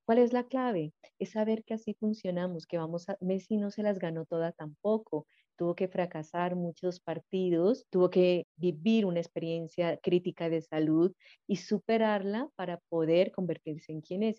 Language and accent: Spanish; Colombia